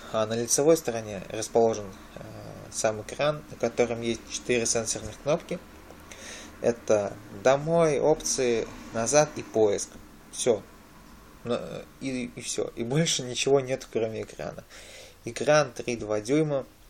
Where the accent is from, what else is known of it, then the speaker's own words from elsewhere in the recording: Nizhny Novgorod, Nizhny Novgorod Oblast, Russia; в мой родной город